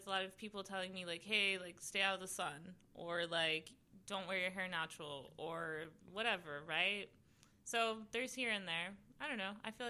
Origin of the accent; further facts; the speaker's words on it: Long Beach, California, United States; moved away as an adult; also born or lived in Lakewood, California / Cairo, Egypt / Washington, D.C.; now in Los Angeles, United States; I'm from Long Beach